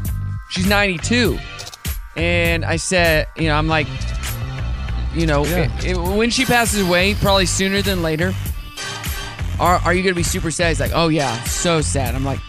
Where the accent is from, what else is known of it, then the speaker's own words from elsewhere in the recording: Southwest City, Missouri, United States; I grew up in Missouri, Southwest Missouri. So a unique name town, Southwest City, Missouri. Because it was in the southwest corner of Missouri.